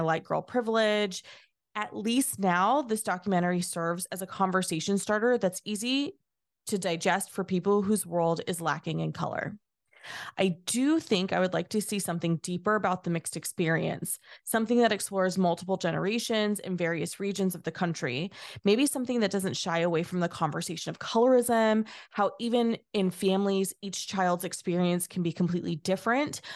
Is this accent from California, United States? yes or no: yes; California, United States; Having spent my entire life in California, ninety minutes from the East Bay